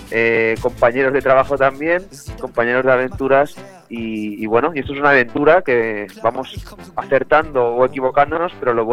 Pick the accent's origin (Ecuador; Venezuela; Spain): Spain; Montcada i Reixac, Catalonia; Eh, somos de Moncada y Resaca, al lado de Barcelona, una población a, 15 kilómetros del centro de Barcelona.